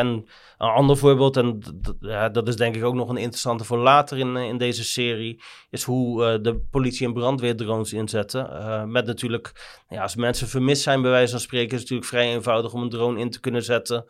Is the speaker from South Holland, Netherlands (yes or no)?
yes; Rotterdam, South Holland, Netherlands; zeker als Rotterdammers